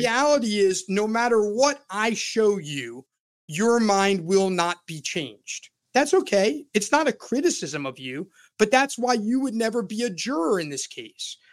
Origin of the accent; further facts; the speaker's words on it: Florida, United States; I'm born and raised in Florida and have lived more than three-fourths of my life in the state of Florida